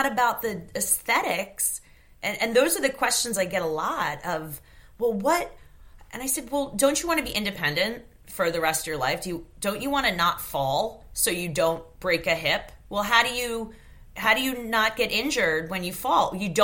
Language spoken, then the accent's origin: English; New York, United States; I grew up in New York